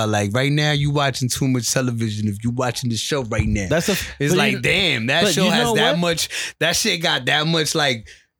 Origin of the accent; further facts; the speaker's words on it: New York City, New York, United States; I'm from New York. I'm from Brooklyn.